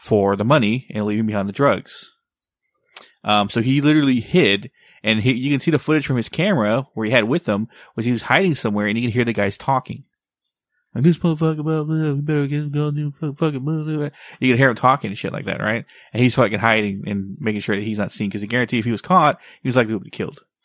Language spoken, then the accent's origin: English; Texas, United States; my hometown, Texas